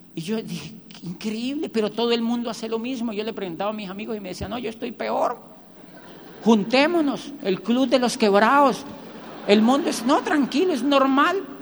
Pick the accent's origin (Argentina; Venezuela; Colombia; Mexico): Colombia; moved away as an adult; also born or lived in Barcelona; yo soy de Colombia